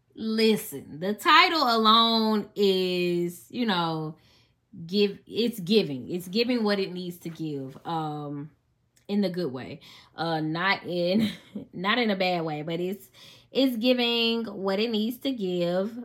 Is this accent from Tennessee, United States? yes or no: yes; Memphis, Tennessee, United States; accent: country; Y'all know I'm from Memphis. So, if, if I sound country, that's why.